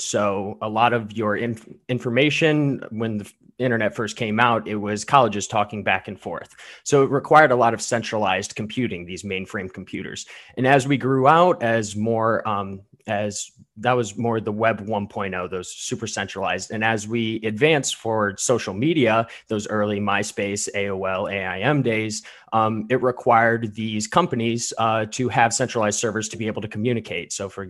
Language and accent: English; Medina, Ohio, United States; I'm from Matthews District in Ohio, hailing from Medina, Ohio.